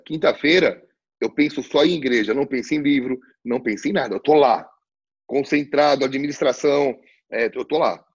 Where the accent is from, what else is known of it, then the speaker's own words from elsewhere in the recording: Brazil; nós, como brasileiros